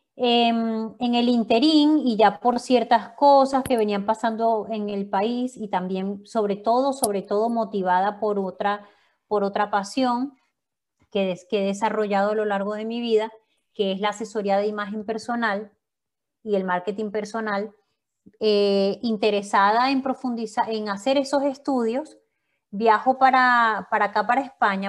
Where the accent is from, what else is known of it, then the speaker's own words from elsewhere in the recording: Valencia, Carabobo, Venezuela; moved away as an adult; also born or lived in Maracay, Venezuela; now in Madrid, Spain; nací en Maracay, a los tres añitos me fui para, Valencia también, así que me crié en Valencia